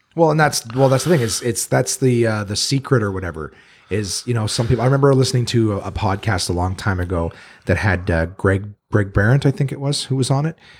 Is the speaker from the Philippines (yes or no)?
no; Ottawa, Ontario, Canada; I moved here when I was one or two